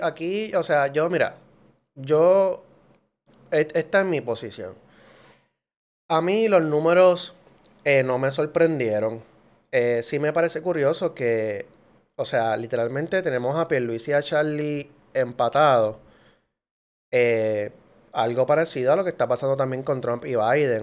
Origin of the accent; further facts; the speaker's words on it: Puerto Rico; todos somos puertorriqueños